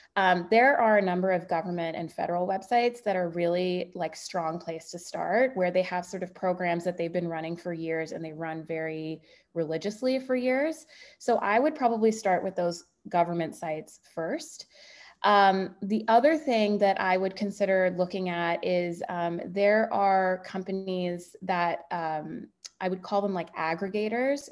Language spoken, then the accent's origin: English; Bay Area, California, United States; I'm from the Bay Area